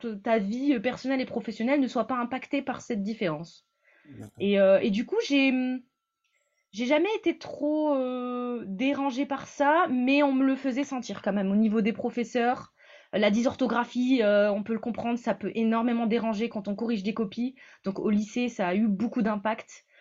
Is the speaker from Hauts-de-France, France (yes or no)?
yes; Creil, Hauts-de-France, France; now in Montpellier, France; je suis née à Creil, donc euh, plutôt dans le nord de la France, et, euh, maintenant j'habite à Montpellier